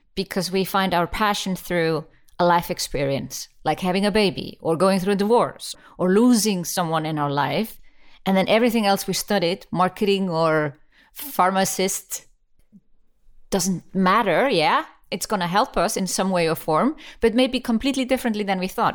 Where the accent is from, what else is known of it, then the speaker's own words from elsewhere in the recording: Iceland; I come from Iceland